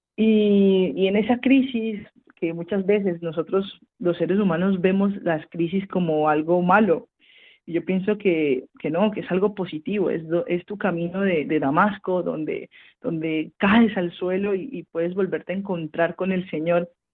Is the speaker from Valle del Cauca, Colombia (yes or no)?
yes; Cali, Valle del Cauca, Colombia; moved away as an adult; nací en Santiago de Cali, al sur occidente de mi país, Colombia, en el año 1992